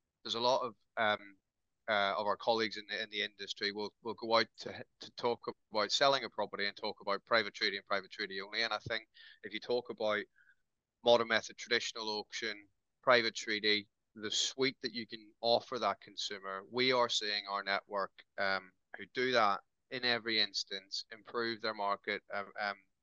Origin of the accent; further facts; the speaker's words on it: Northern Ireland, United Kingdom; now in Newcastle, United Kingdom; I am Irish by heritage, but I've lived in Newcastle longer than I lived in Northern Ireland